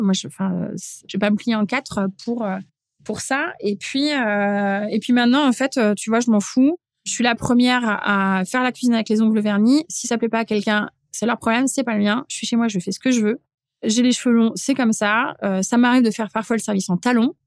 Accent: area around Supélec, INRA and Polytechnique, Île-de-France, France; là où j'ai grandi, en fait, c'est t'es, hyper formaté, tu grandis entre euh, Supélec, l'INRA, Polytechnique

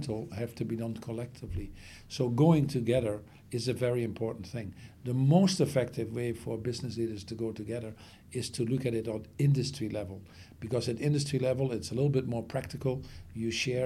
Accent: Netherlands; I come from the Netherlands

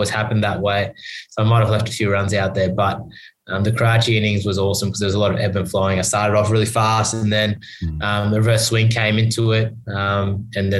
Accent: Australia; being Australian

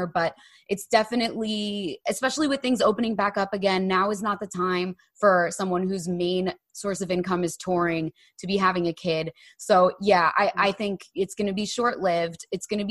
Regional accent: New Jersey, United States; we grew up in New Jersey

